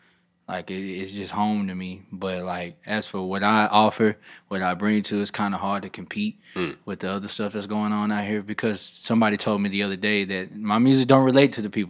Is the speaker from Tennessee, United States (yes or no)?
yes; Memphis, Tennessee, United States; also born or lived in Atlanta; I'm from Memphis.